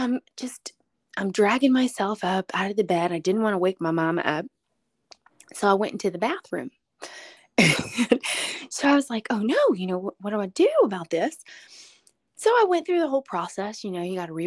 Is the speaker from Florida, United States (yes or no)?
yes; Fort Lauderdale, Florida, United States; moved away; I grew up here in Fort Lauderdale, Florida, and so I have family here.